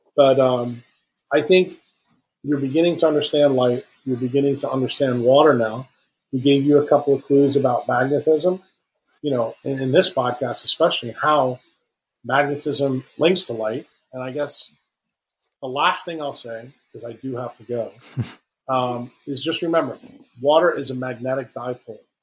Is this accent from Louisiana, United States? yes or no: no; New York City, New York, United States; moved away; when I was young, growing up in Manhattan